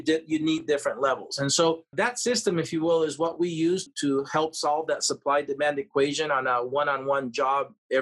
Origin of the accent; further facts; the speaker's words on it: Peru; now in Las Vegas, United States; I come from Peru